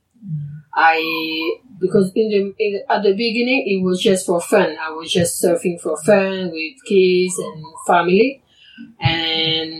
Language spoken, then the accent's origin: English; French Polynesia; moved away as an adult; also born or lived in Tahiti; I was born here and was here